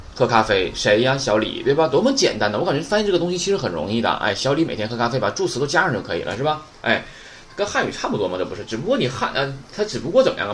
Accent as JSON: {"language": "Chinese", "region": "Northeast China", "country": "China", "accent": "Northeastern Mandarin", "said": "我是东北话授课"}